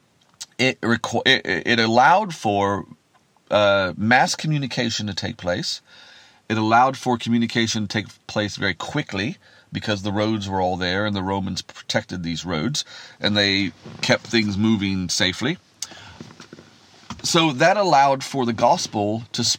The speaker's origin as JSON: {"language": "English", "region": "Kansas", "country": "United States", "tie": "born or raised there", "said": "I grew up in Kansas in America, where we have vast wheat fields"}